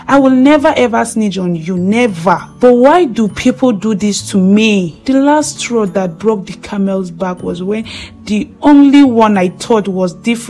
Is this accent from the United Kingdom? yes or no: no; the East, eastern Nigeria, Nigeria; I was born and brought up in the East and I schooled there.